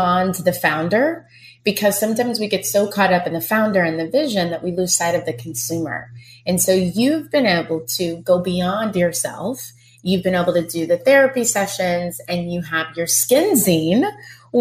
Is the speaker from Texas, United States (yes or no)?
yes; Texas, United States; I'm from Texas.